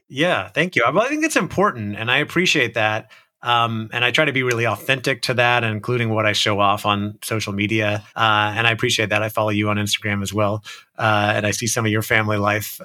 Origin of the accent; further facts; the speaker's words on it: Orlando, Florida, United States; I grew up in Orlando, Florida